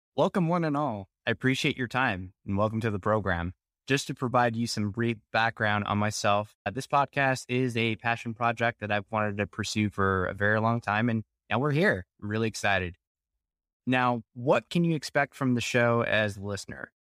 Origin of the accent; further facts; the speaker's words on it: Dallas Fort Worth area, Texas, United States; I am from the Dallas Fort Worth area